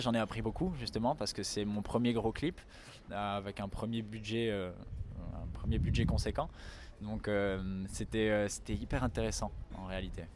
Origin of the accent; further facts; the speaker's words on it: France; je suis né en France, mais mes deux parents euh, sont d'origine polonaise